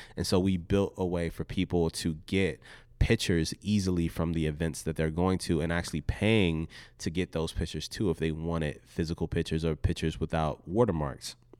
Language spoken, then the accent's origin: English; Richmond, Virginia, United States; I was raised in Southside Richmond, Virginia.